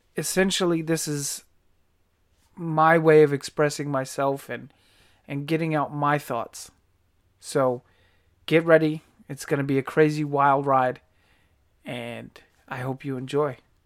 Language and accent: English; Virginia, United States; I was, uh, born and raised on the East Coast, Virginia, to be specific